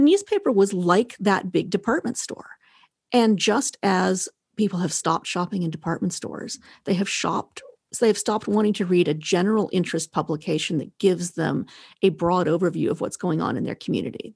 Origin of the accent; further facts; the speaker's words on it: the West, Western Canada, Canada; I'm from the West